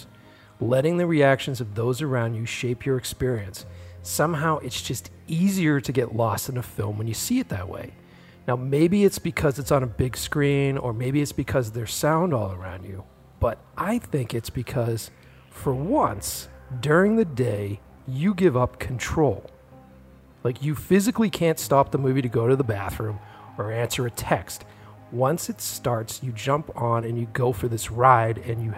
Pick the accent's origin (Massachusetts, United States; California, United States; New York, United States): Massachusetts, United States; Boston; born or raised there